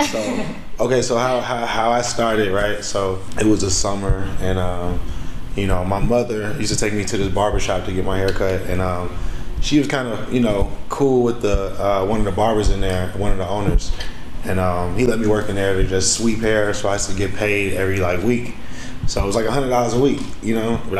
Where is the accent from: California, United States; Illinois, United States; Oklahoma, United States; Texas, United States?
Illinois, United States; Chicago; I was away from Chicago, so I didn't have an income.